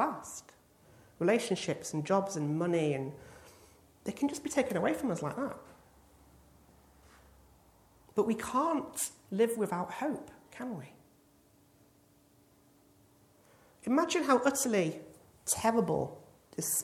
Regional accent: England, United Kingdom; as an Englishman

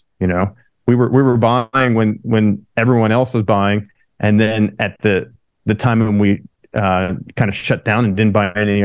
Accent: Pennsylvania, United States; moved away as an adult; also born or lived in California; now in San Diego, United States; I'm from Pennsylvania originally, so I'm from kind of the whole other end of the U.S. But, you know, I grew up there and went to college there

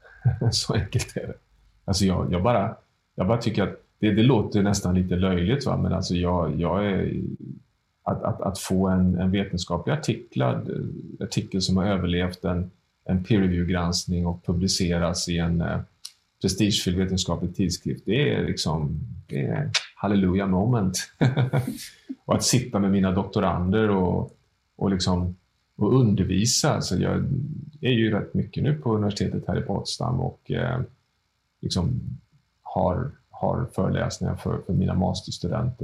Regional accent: Sweden; som svensk medborgare

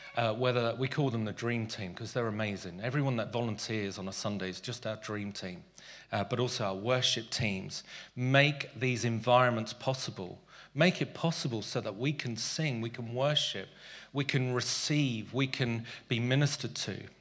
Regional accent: London, United Kingdom; also born or lived in South Africa; As a boy growing up in South Africa and Tooting

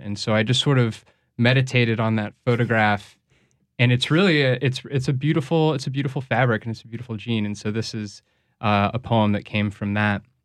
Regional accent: St. Louis, Missouri, United States; now in New Orleans, United States; I'm originally from Saint Louis.

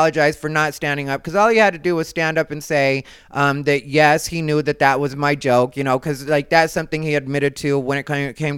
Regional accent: Arizona, United States; I'm from Arizona

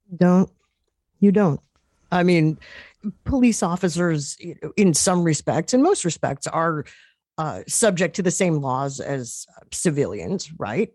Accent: New York, United States; as a New Yorker, I covered Mayor Michael Bloomberg

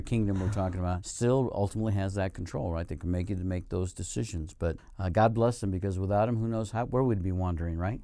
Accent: Colorado, United States; moved away as an adult; also born or lived in Arizona / northern Nevada; now in Nevada, United States; When I lived in Colorado, which is my home state

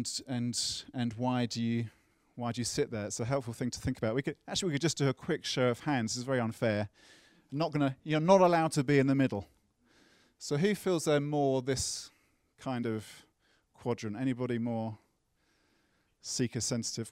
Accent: United Kingdom; accent: British; my British accent.

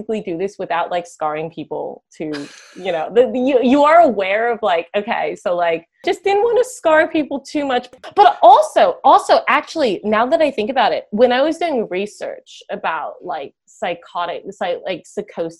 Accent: New York, United States; now in Australia; I'm obviously American, and I grew up in New York

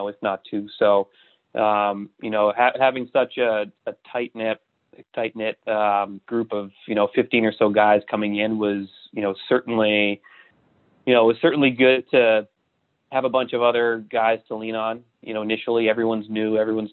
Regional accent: Boston, Massachusetts, United States; I grew up in Boston

